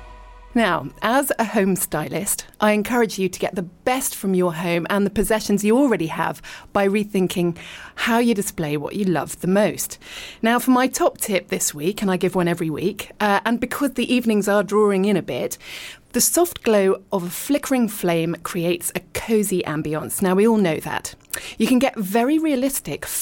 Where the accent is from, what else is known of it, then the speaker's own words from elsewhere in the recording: Richmond, London, United Kingdom; moved away as an adult; also born or lived in abroad; I was born in Richmond and I lived and worked in London